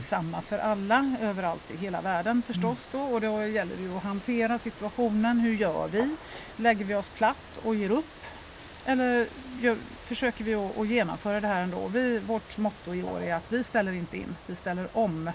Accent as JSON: {"language": "Swedish", "town": "Lerum", "region": "Västra Götaland", "country": "Sweden", "tie": "born or raised there", "moved": "as an adult", "lives_now": "Stockholm, Sweden", "said": "Jag är uppvuxen i, född och uppvuxen i Göteborg, Lerum närmare mm. bestämt"}